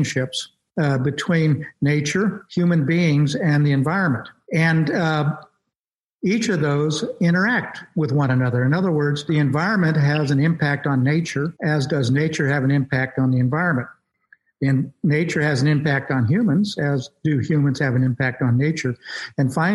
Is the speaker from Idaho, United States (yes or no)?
yes; Southeast Idaho, United States; I grew up in Southeast Idaho, which is one of the more beautiful places in America